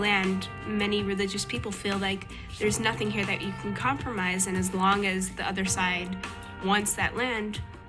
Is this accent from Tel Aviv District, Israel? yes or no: no; Rehovot, Central District, Israel; I'm a religious Jew, and I'm from Rehovot, Israel.